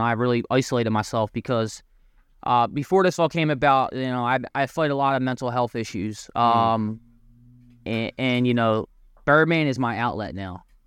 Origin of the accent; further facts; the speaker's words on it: Philadelphia, Pennsylvania, United States; moved away as an adult; now in New Jersey, United States; I'm from Philadelphia, um, Port Richmond area, um, area, the neighborhood uh, in Philly. Um, so um, basically, you know, I went to high school in, at Roman Catholic High School, uh, Philly native, born and raised